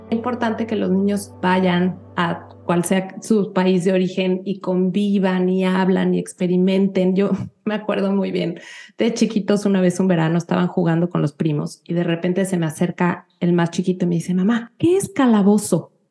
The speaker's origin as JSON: {"language": "Spanish", "region": "Mexico City", "country": "Mexico", "tie": "born or raised there", "moved": "as an adult", "lives_now": "United States", "said": "yo nací, y crecí en la Ciudad de México"}